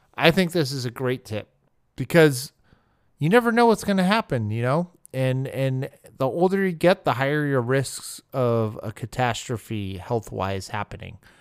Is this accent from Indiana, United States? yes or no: no; Arizona, United States; I grew up in Arizona where every single meat is an all-meat burrito